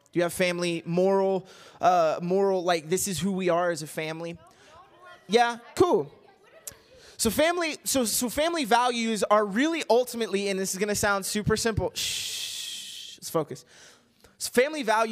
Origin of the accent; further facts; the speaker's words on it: Kentucky, United States; moved away as an adult; also born or lived in Missouri; now in Arizona, United States; when I was growing up in Kentucky